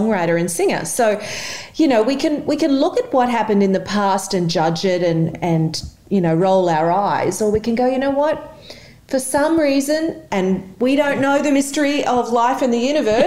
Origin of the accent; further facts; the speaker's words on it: Mackay, Queensland, Australia; moved away as an adult; also born or lived in New York, United States; I am originally from Mackay